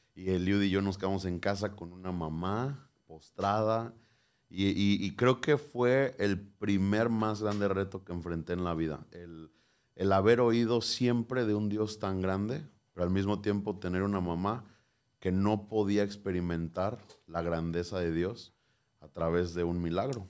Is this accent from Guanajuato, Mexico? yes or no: no; Morelia, Michoacán, Mexico; nací el 15 de julio de 1994 en Morelia, Michoacán